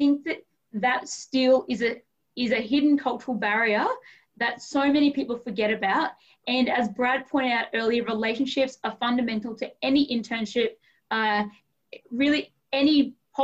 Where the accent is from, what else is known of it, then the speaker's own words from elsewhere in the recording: Australia; growing up in Australia, we're very task orientated